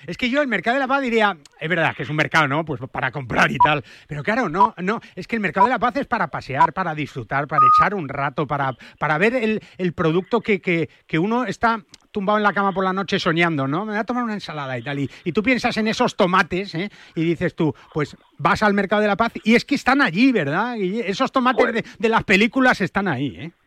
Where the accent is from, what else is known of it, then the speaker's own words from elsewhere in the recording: Spain; somos españoles